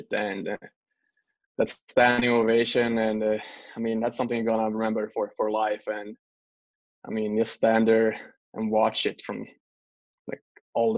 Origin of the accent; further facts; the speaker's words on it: Gävle, Gävleborg County, Sweden; now in Philadelphia, United States; I'm back home in my hometown. It's called Gävle, a small city.